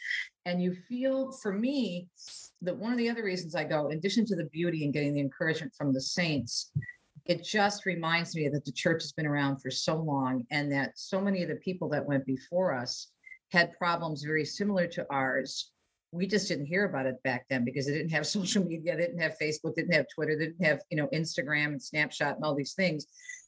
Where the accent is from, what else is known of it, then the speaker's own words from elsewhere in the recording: Jersey City, New Jersey, United States; also born or lived in Metro Detroit; now in Detroit, United States; I was born in Jersey City and I'm living in Metro Detroit, you know, 4.5-5 million people in my area.